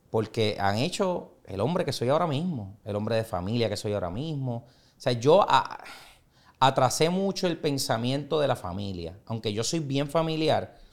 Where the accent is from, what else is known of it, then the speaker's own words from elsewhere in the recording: San Juan, Puerto Rico; Yo soy de Puerto Nuevo, soy del barrio